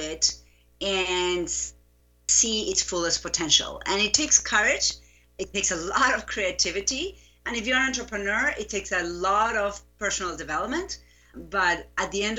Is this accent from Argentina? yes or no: yes; Buenos Aires, Argentina; English is a second language; moved away as an adult; now in United States; I grew up in Buenos Aires. I lived there until I was 25